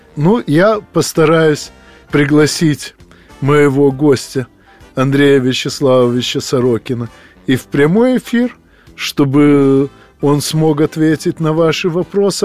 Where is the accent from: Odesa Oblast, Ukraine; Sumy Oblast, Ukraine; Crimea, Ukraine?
Odesa Oblast, Ukraine; Odesa; moved away; Я нахожусь в Одессе, поскольку 9 декабря мне исполнилось 60 лет, и эта приятная дата повлекла за собой множество разнообразных дел, которые надо проделать обязательно у себя на малой родине.